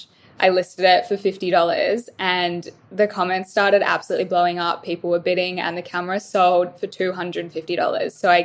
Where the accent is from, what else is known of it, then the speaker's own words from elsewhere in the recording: Melbourne, Victoria, Australia; moved away as an adult; now in Gold Coast, Australia; I'm originally from Melbourne, moved up here about 2 years ago